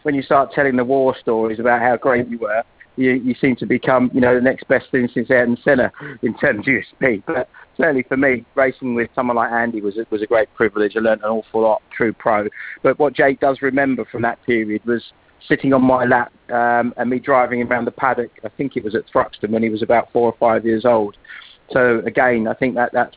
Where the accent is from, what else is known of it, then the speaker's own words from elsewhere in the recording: near Brands Hatch, South East England, United Kingdom; also born or lived in London; We moved from London to Brands Hatch, or near Brands Hatch, when I was very small